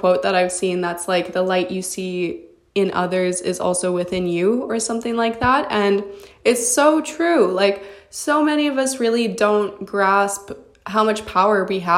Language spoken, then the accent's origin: English; Canada; I'm a model from Canada